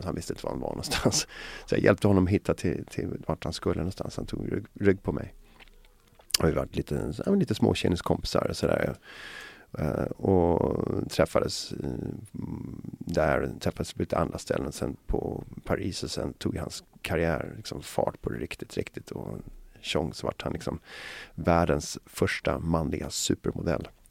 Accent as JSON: {"language": "Swedish", "area": "Mälarhöjden and Alby, Botkyrka", "region": "Stockholm County", "country": "Sweden", "tie": "born or raised there", "said": "jag växte upp, ehm, dels i Mälarhöjden då när jag var liten, och sen så växte jag upp i ett Alby Botkyrka"}